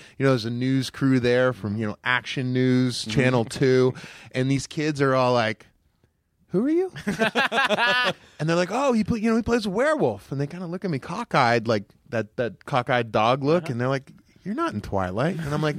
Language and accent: English; Pittsburgh, Pennsylvania, United States; I'm from Pittsburgh, land of the Tolls. Of the Tull Empire.